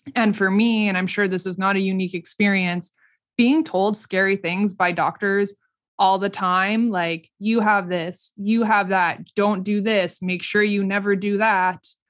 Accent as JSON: {"language": "English", "region": "Saskatchewan", "country": "Canada", "also_born_or_lived": "Regina / Toronto / Vancouver", "said": "we're all from Saskatchewan here, Saskatchewan-based"}